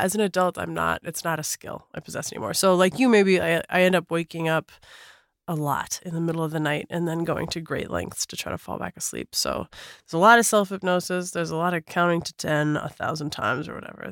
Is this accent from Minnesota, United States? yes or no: yes; Minneapolis, Minnesota, United States; I grew up in Minneapolis, Minnesota